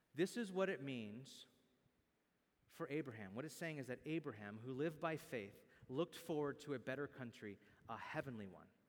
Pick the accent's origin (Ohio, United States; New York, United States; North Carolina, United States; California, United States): California, United States; Bakersfield; I can no longer really say that my hometown is Bakersfield or that I'm from Bakersfield.